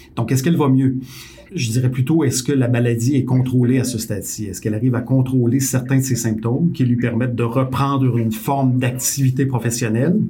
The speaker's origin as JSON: {"language": "French", "region": "Quebec", "country": "Canada", "said": "ici, chez nous, au Québec"}